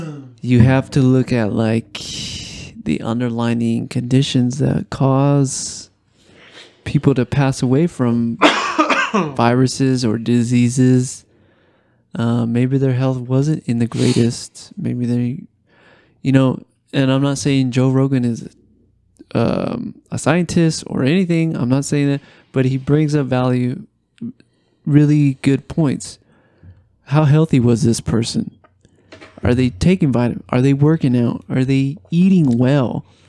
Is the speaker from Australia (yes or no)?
yes; Australia; I'm from Australia